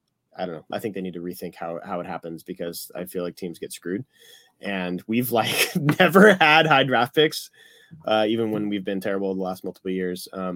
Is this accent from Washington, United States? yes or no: no; Santa Barbara, California, United States; also born or lived in Detroit; So even though I grew up in Southern California, Detroit's always been, you know, a home, a second home, an original home, being born there.